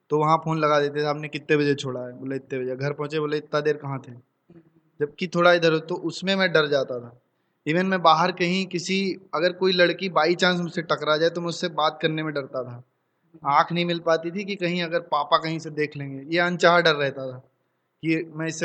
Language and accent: Hindi; Katel, Uttar Pradesh, India; गांव में शुरू के मतलब आठ नौ साल गांव में बीते हैं बहराइच से 20 किलोमीटर दूर मेरा गांव है कटेल कुटेना बाज़ार के पास तो वहाँ पैदा हुआ वहाँ पला बड़ा तो गांव में अपब्रिंगिंग हुई सारी छः साल तक